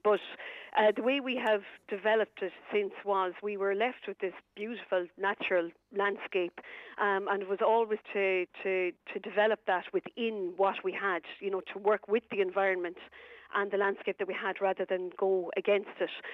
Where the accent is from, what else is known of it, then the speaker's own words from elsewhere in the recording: Kilcullen, Leinster, Ireland; moved away as an adult; also born or lived in County Roscommon; now in Roscommon, Ireland; I'm actually a Lilywhite, Kildare native. Um, from it's a lovely town in Kilcullen, um, County Kildare.